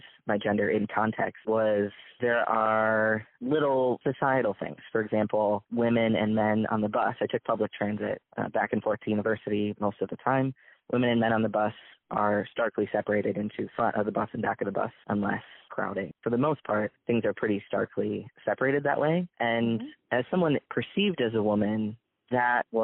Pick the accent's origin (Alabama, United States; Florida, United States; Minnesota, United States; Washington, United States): Minnesota, United States; also born or lived in Jordan; growing up in Minnesota